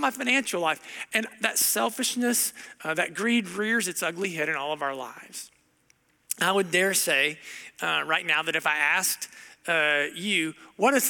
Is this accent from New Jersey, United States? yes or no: no; Southern Ohio, United States; moved away; I grew up in Southern Ohio